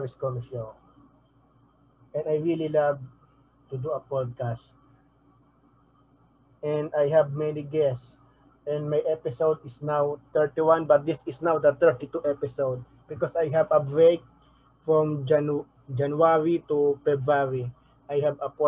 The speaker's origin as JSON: {"language": "English", "town": "Manila", "region": "Metro Manila", "country": "Philippines", "tie": "born or raised there", "also_born_or_lived": "Navotas / Malabon", "said": "I was born in Tondo Hospital in Manila, Philippines"}